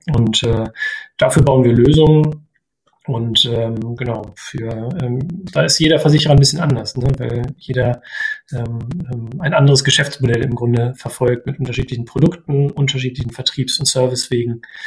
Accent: Osterode am Harz, Lower Saxony, Germany; moved away; ich komme äh, ursprünglich aus Osterode

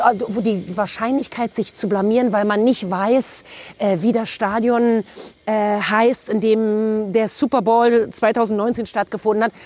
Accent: Berlin, Germany; ich bin geboren in Berlin Mitte und habe bis dahin auch immer da gelebt

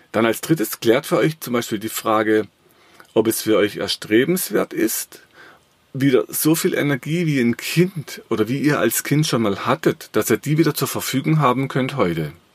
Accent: Black Forest, Baden-Württemberg, Germany; ich habe im Schwarzwald, wo ich herkomme, äh, eine Firma.

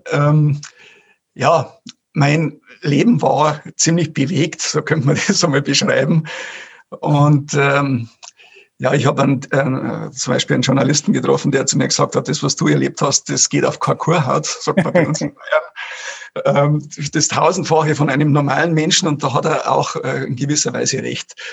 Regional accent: Garmisch-Partenkirchen, Bavaria, Germany; Servus aus der Zugspitzregion. … Ich komme aus Garmisch.

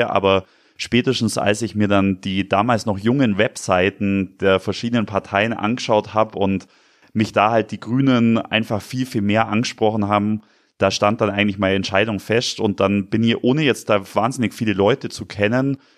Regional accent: Bavaria, Germany; Und ich bin eben im Landkreis Günzburg aufgewachsen. Das heißt, man sieht in der Ferne immer das Atomkraftwerk Grundremmingen.

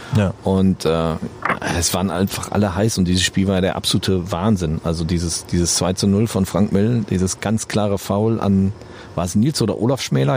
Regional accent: Holzwickede, North Rhine-Westphalia, Germany; ich kam aus Holzwickede, das ist hier so ein kleines Kaff. Wir sind in Unna zur Schule gegangen

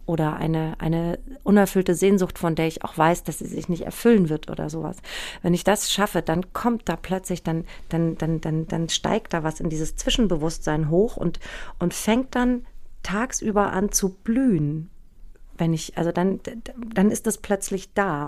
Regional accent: Aschaffenburg, Bavaria, Germany; also born or lived in Hanau; bin in Hanau geboren und ähm, in Aschaffenburg aufgewachsen

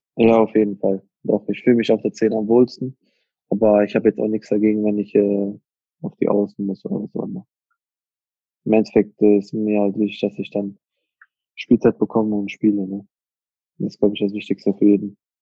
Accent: Iserlohn, North Rhine-Westphalia, Germany; also born or lived in Hagen-Hohenlimburg; ich bin in Hohenlimburg geboren, ja, Hagen Hohenlimburg geboren, aber gelebt habe ich immer in Iserlohn. Also da bin ich dann aufgewachsen.

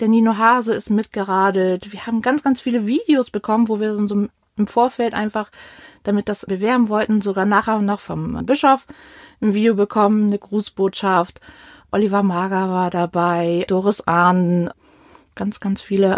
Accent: Northern Germany, Germany; moved away as an adult; now in Mainz, Germany; Ich bin eigentlich Norddeutsche, ähm, sind vor über zehn Jahren ähm, hier runtergezogen

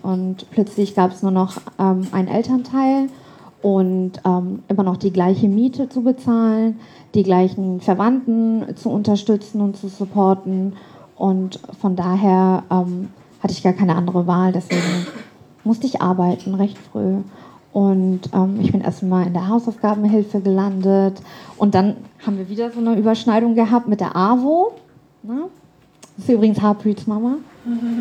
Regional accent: Hamburg, Germany; moved away as an adult; also born or lived in London / Canada; now in Frankfurt, Germany; dann haben wir ausprobiert, ähm, nach Kanada auszuwandern. Waren einige Monate in Kanada und sind dann zurück nach Hamburg, wo ich dann irgendwann eingeschult worden bin

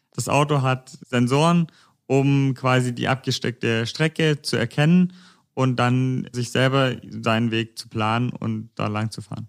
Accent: near Konstanz, Baden-Württemberg, Germany; moved away as an adult; now in Stuttgart, Germany; Ich komme eigentlich ursprünglich aus der Nähe von Konstanz. Ich studiere gerade in Stuttgart

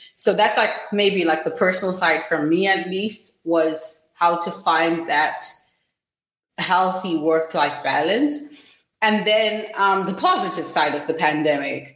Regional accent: Zimbabwe; I'm from Zimbabwe

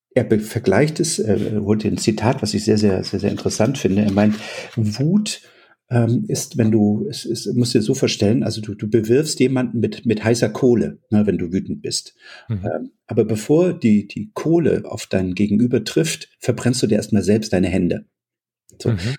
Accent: East Germany, Germany; als ich klein war, äh, in der DDR aufgewachsen

